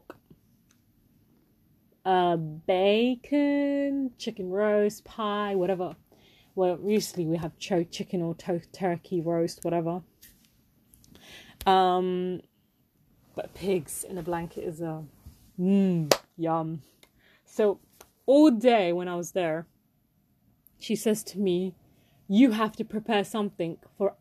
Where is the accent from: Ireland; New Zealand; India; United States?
India; I am Indian